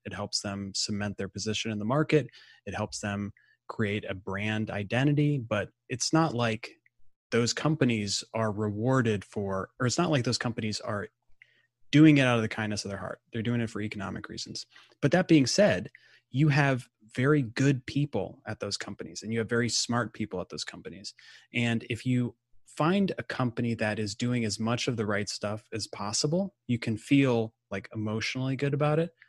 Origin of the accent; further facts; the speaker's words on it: Midwest, United States; now in Atlanta, United States; I'm from the Midwest originally